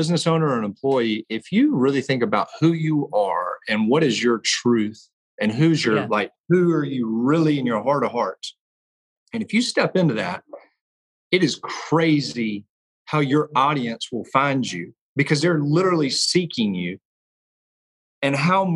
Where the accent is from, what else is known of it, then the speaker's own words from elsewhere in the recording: Blythewood, South Carolina, United States; I was born in Blythewood, South Carolina, which is right outside of Columbia